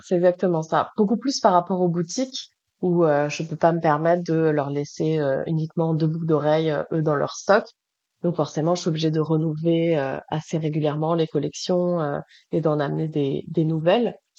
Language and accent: French; Toulouse, Occitania, France; now in Montreal, Canada; Je suis une fille du soleil, je viens de Toulouse